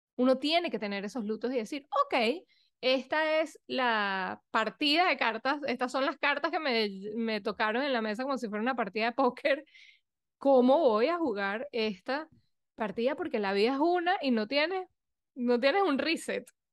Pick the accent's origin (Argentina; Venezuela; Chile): Venezuela; moved away as an adult; also born or lived in Europe / New York, United States; soy venezolana, eh, fui un poco nómada, que viví un poco por todos lados apenas me gradué del colegio